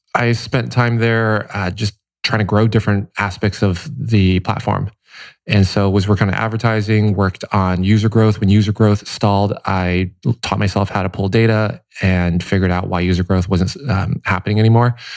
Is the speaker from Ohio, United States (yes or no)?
yes; Cincinnati, Ohio, United States; also born or lived in Taipei, Taiwan; now in Los Angeles, United States; Taipei until seven, and then Cincinnati, Ohio after that.